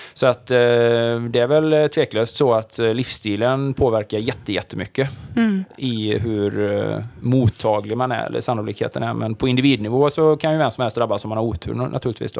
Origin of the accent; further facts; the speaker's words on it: Sweden; man född och uppvuxen i Sverige och är någonstans i min ålder så här medelålders